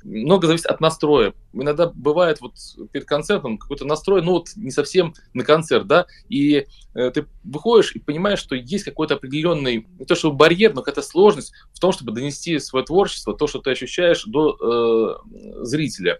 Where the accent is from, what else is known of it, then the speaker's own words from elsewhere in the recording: Russia; я из России